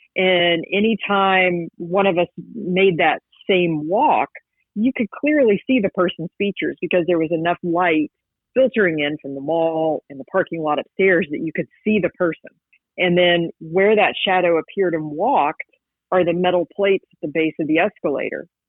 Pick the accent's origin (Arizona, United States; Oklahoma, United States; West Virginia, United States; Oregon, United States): West Virginia, United States; moved away as an adult; now in Georgia, United States; I grew up in West Virginia, which you know is the land of the X Files